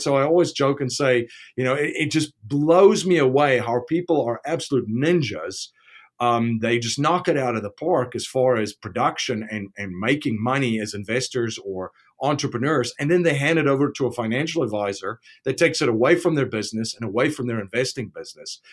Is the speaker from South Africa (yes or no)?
yes; South Africa; I'm from South Africa